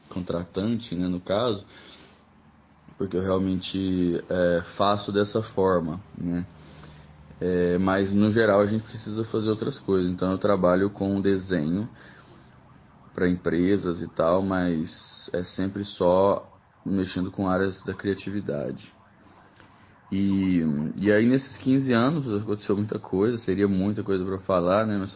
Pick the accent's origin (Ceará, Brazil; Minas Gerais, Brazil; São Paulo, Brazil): Minas Gerais, Brazil; Uberlândia; born there; now in Brasília, Brazil; Eu nasci em Uberlândia, no interior de Minas Gerais, em 1991, apesar de ser interior.